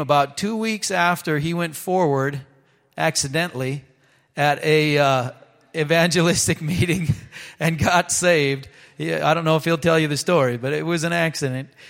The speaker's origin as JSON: {"language": "English", "region": "Minnesota", "country": "United States", "said": "I was from Minnesota"}